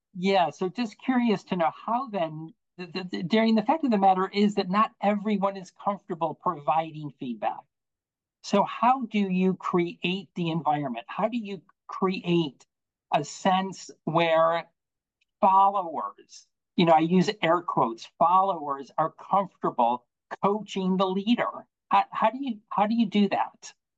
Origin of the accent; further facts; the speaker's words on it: Buffalo, New York, United States; now in Virginia, United States; I'm from Buffalo, um, and have lived in Virginia now for a number of years